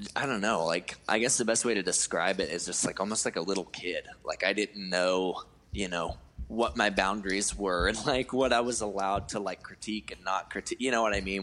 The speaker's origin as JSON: {"language": "English", "town": "Cleveland", "region": "Georgia", "country": "United States", "tie": "born or raised there", "also_born_or_lived": "Atlanta, Georgia", "moved": "as an adult", "said": "my hometown called Cleveland, Georgia, which probably no one has ever heard"}